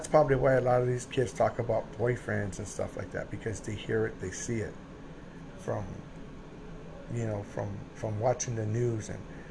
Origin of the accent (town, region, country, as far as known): United States